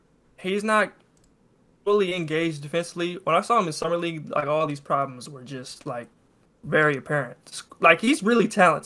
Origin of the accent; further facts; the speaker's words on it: Kansas, United States; I'm from Kansas.